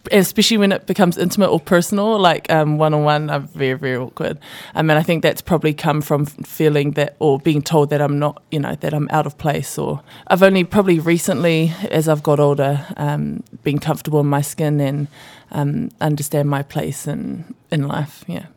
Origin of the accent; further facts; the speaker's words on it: Auckland, New Zealand; also born or lived in Samoa; being grown up in Auckland, uh, and I've got family here and in Samoa